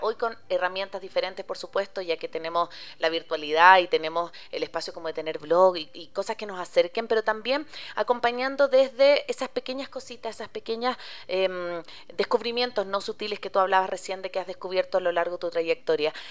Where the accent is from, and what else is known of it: Chile; moved away